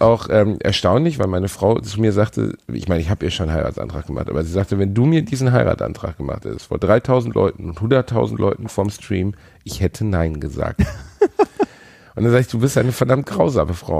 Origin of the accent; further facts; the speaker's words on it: Gelsenkirchen, North Rhine-Westphalia, Germany; meiner Heimatstadt Gelsenkirchen